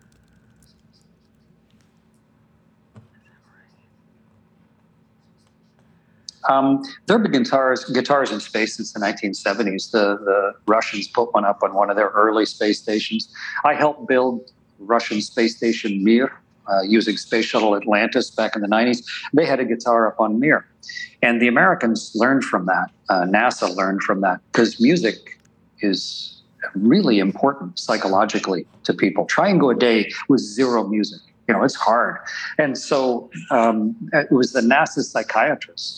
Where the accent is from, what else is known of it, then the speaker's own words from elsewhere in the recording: Canada; as a Canadian astronaut